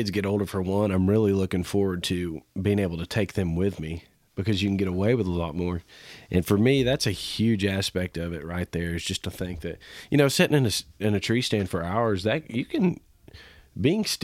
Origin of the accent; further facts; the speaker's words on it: Kansas, United States; growing up in Kansas